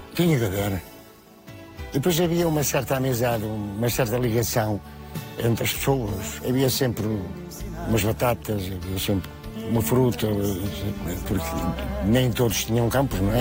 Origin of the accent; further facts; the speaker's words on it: Porto, Norte, Portugal; also born or lived in Val Moreira; Quando vim para o Porto, com 6 anos, então acabei a escola, fui trabalhar